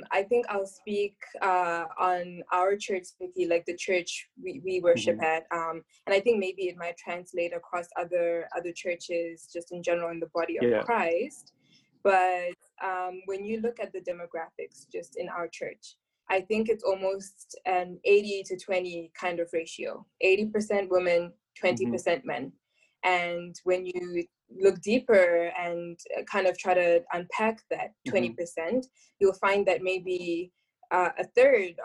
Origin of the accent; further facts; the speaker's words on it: Zimbabwe; I'm from Zimbabwe, and obviously I go to church there as well